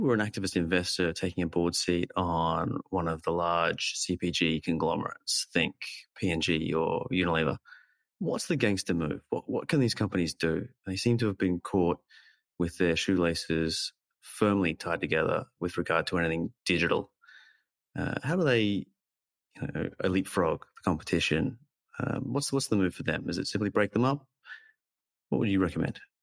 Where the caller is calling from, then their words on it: London, United Kingdom; calling from London.